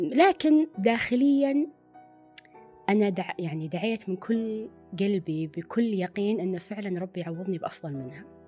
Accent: Riyadh, Riyadh Province, Saudi Arabia; also born or lived in Dammam; أنا أصلا من الرياض ورحت الدمام

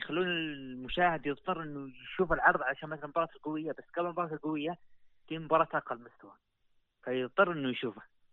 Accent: Saudi Arabia; عندنا في السعودية

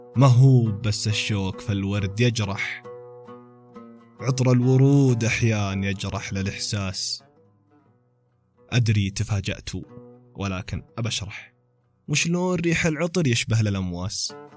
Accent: Taif, Makkah Province, Saudi Arabia; كنت في كافي عندنا في الطائف اسمه ميرلو

